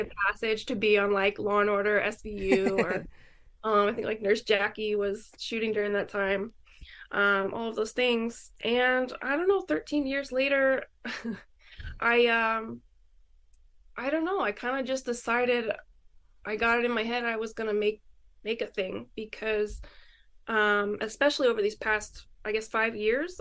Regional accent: Syracuse, New York, United States; moved away as an adult; now in New York City, United States; I was born here in New York City, but I grew up in Syracuse, which is like way further north

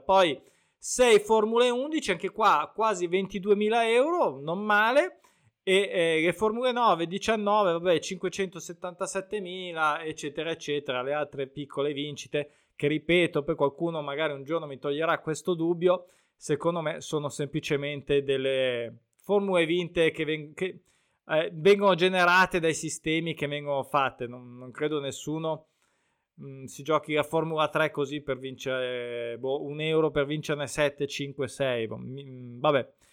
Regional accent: Lake Como, Lombardy, Italy; oltre a essere il mio lago, quindi in un certo senso, anche se sono di Rimpettai, dell'altro ramo

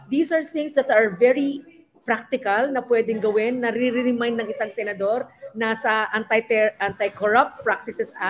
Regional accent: Mindanao, Philippines; Bilang isang Mindanaoan, rural development talaga po. Major po yan. Mindanao Railways, Mindanao Road Network

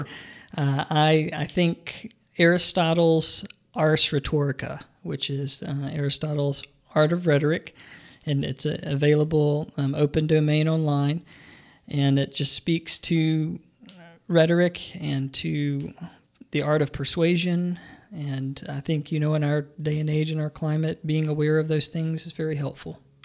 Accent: Birmingham, Alabama, United States; I grew up in Birmingham, Alabama

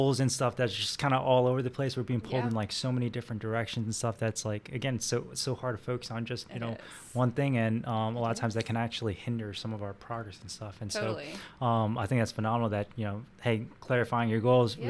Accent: New Jersey, United States; now in Jacksonville, United States; I grew up in New Jersey

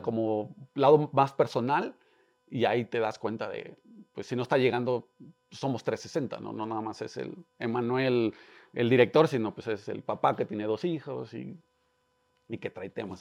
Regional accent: Querétaro, Mexico; soy un emprendedor, nací en Querétaro

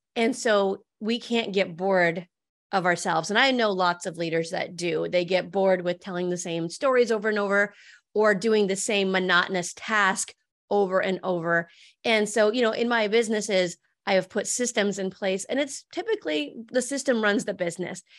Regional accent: Medicine Lake, Montana, United States; also born or lived in California; I grew up in Medicine Lake, Montana

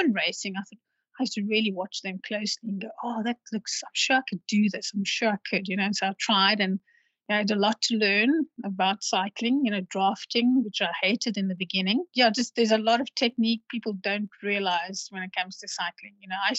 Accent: Cape Town, Western Cape, South Africa; because I'm from Cape Town and I always like to promote Cape Town as the most beautiful place in the world

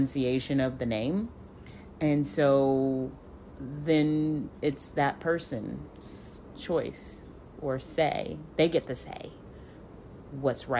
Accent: United States; I am American.

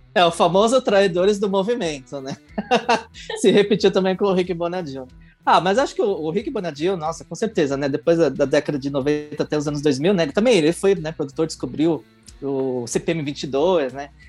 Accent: ABC Paulista, São Paulo, Brazil; Sou da ABC

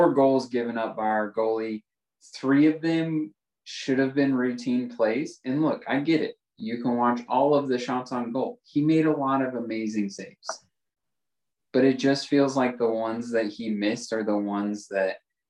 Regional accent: United States; I'm American

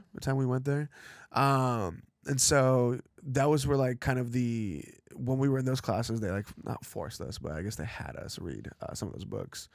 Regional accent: Los Angeles, California, United States; also born or lived in Chelyabinsk, Russia; L A is kind of like where I'm from

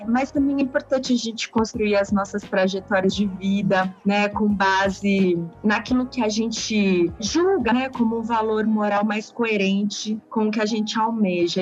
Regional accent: José Bonifácio, São Paulo, Brazil; now in Santo André, Brazil; eu sou lá do interior do estado de São Paulo

